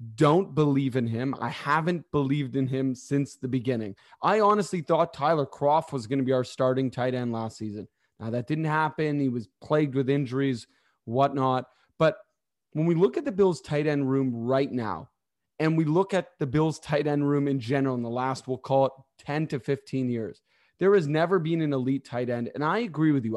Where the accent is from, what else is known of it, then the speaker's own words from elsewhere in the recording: Toronto, Ontario, Canada; I'm actually from Toronto